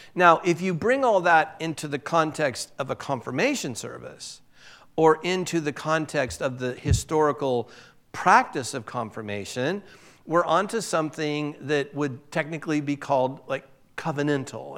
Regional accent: Southern California, United States; moved away as an adult; also born or lived in Boise; I'm from Southern California

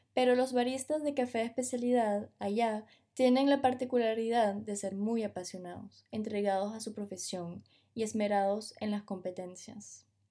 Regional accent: Venezuela; moved away as an adult; also born or lived in France; Juan y yo nos criamos en Venezuela, pero nos mudamos a Francia para realizar nuestros estudios

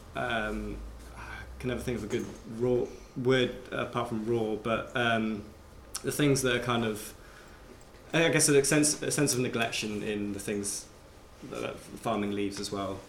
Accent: Abergavenny, Wales, United Kingdom; growing up in Abergavenny

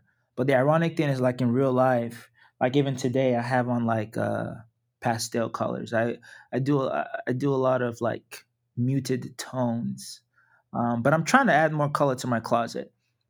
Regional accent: Nigeria; Yeah, so in Nigeria, I'm from the Yoruba tribe.

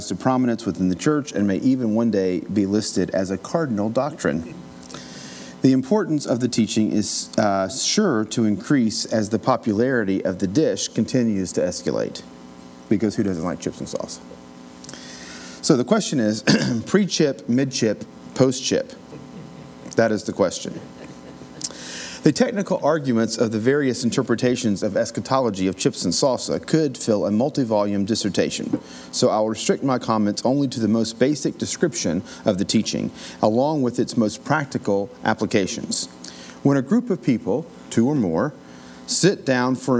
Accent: Appalachian Mountains, United States; Growing up in the Appalachian Mountains

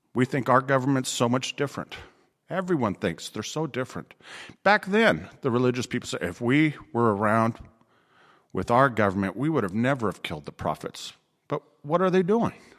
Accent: Riverside, California, United States; moved away; my hometown in Riverside

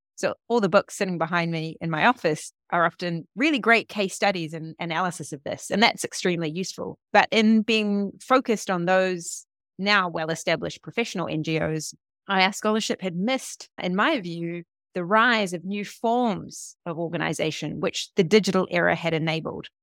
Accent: New Zealand; moved away; also born or lived in Berlin; I'm from New Zealand

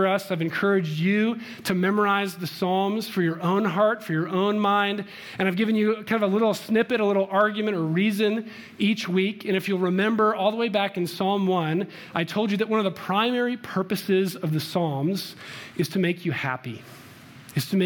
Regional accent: Chicago, Illinois, United States; now in Littleton, United States; I'm from Chicago

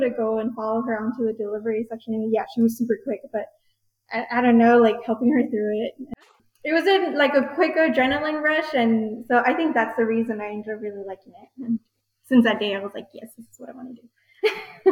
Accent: El Paso, Texas, United States; I was born and raised here in El Paso

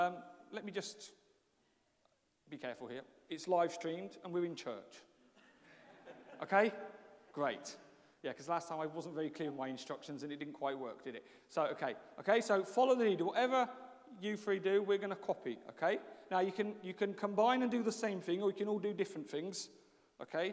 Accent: England, United Kingdom; moved away as an adult; also born or lived in Brazil; although I have lived in Brazil, and a lot of people know that story for 20 years, I am actually English.

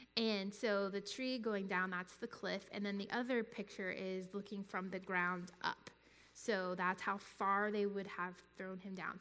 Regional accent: North Carolina, United States; moved away; I was I grew up in North Carolina

